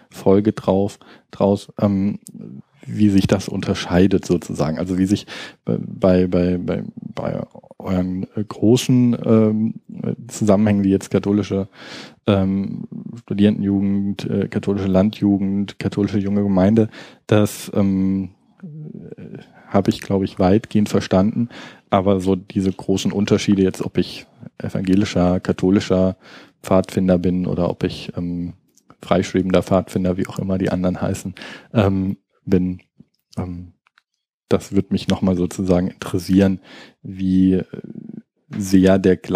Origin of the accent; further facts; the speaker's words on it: Baden-Württemberg, Germany; Also ähm, ich komme jetzt aus Baden-Württemberg, wo es diese Trennung sozusagen vom Baden, was äh, überwiegend katholisch ist und Württemberg, was überwiegend dann so die klassischen kalvinistischen äh, Protestanten sind